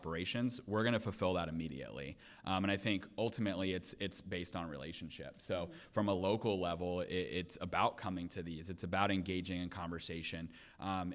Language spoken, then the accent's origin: English; Seminole County, Florida, United States; I was born and raised in Seminole County